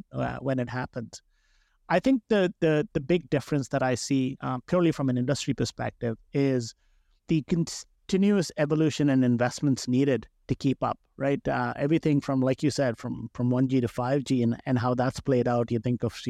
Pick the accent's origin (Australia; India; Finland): India; now in Canada; I grew up in India